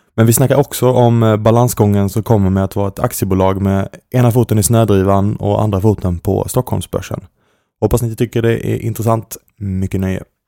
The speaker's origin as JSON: {"language": "Swedish", "region": "Skåne", "country": "Sweden", "said": "Jag kommer ju från Skåne, som man kanske hör."}